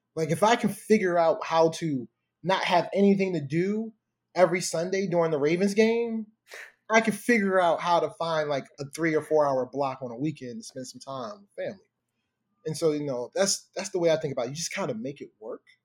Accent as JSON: {"language": "English", "town": "Baltimore", "region": "Maryland", "country": "United States", "tie": "born or raised there", "said": "growing up in Baltimore"}